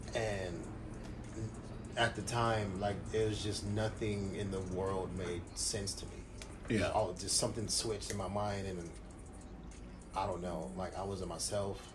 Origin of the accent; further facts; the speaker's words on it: Long Beach, California, United States; I was born and raised in Long Beach.